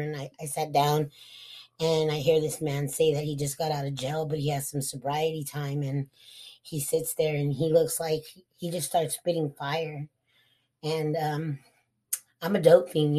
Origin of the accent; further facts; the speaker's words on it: Eloy, Arizona, United States; also born or lived in Hemet, California / Casa Grande, Arizona; So at that time, we moved to Eloy, Arizona